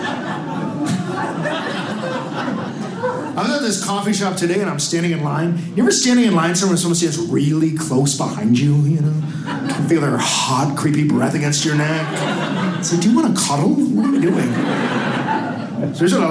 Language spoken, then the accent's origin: English; Milwaukee, Wisconsin, United States; I'm from Milwaukee